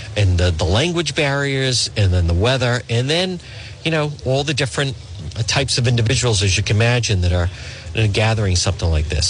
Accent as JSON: {"language": "English", "country": "United States", "said": "I'm an American. I am."}